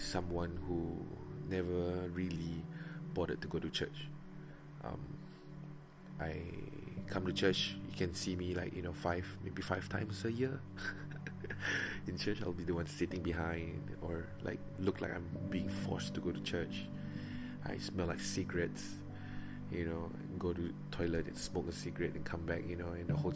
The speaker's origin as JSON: {"language": "English", "town": "Miri", "region": "Sarawak", "country": "Malaysia", "tie": "born or raised there", "also_born_or_lived": "Kuching, Sarawak", "said": "I'm from Miri. I was born in Kuching, Sarawak, and was raised in Miri since I was like what, 3 years"}